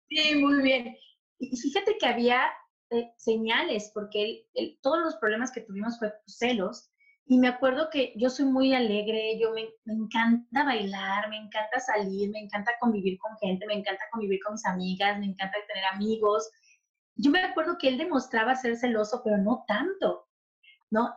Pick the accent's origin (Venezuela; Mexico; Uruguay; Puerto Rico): Mexico; Tabasco; moved away as an adult; also born or lived in Chilpancingo, Guerrero, Mexico; now in Toronto, Canada; realmente nací en Guerrero, Chilpancingo, Guerrero, pero me crié en Tabasco